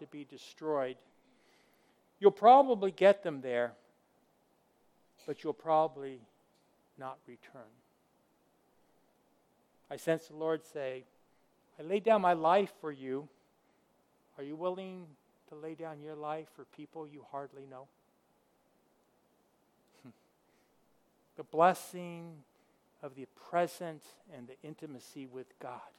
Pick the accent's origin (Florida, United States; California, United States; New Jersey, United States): California, United States; moved away as an adult; also born or lived in Africa; I grew up in California